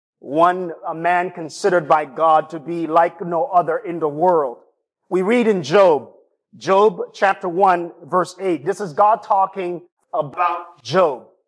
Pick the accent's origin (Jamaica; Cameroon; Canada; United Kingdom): Jamaica; also born or lived in East Lansing, Michigan; now in Lansing, United States; my hometown and my homeland, Jamaica.